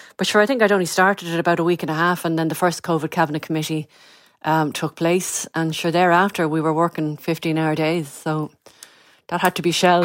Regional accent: North County Dublin, Leinster, Ireland; I grew up in North County, Dublin.

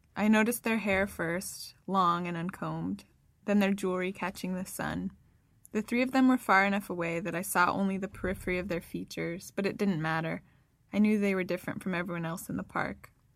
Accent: Northern California, United States; I'm from California, Northern California especially

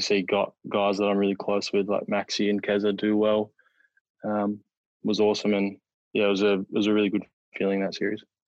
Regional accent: New South Wales, Australia; moved away; I was born there and I, I started playing my first class career there. So to have the opportunity to to play for my home state again

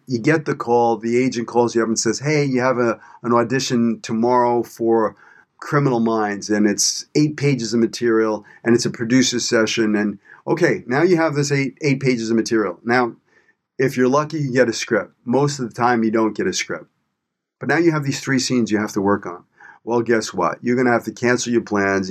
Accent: New York City, New York, United States; moved away as an adult; also born or lived in Los Angeles; I grew up in Brooklyn, New York. I'm a product of my environment

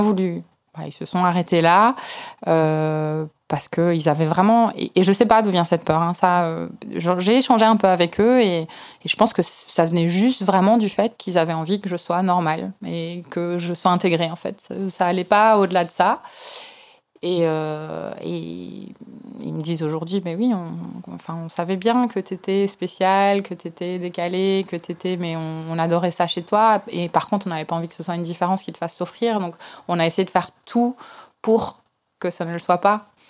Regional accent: Belgium; J'ai été élevée dans un tout petit village euh, en Belgique

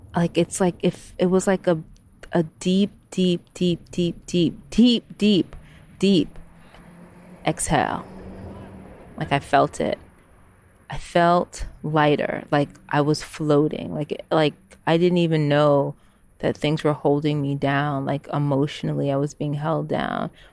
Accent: United States; moved away as an adult; now in Amsterdam, Netherlands; even as an American citizen

